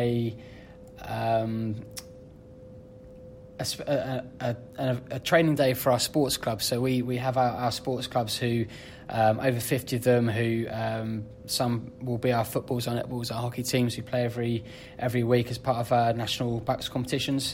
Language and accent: English; Bedford, East of England, United Kingdom; moved away as an adult; I was born and bred in Bedford. I grew up watching professional rugby at Bedford